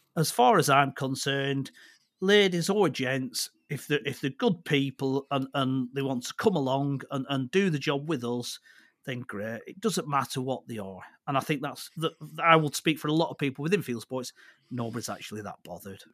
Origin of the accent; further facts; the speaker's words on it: Accrington, North West England, United Kingdom; also born or lived in Clitheroe / Blackburn; I grew up just outside of Accrington.